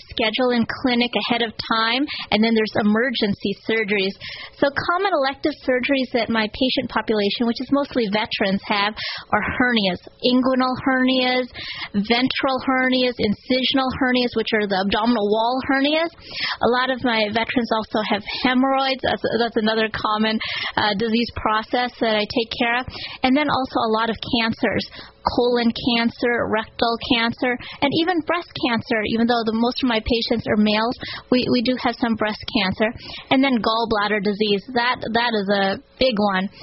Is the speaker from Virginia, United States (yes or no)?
no; Oregon, United States; moved away as an adult; also born or lived in Connecticut; now in Shreveport, United States; I grew up in Oregon. I went to medical school at Oregon Health Sciences University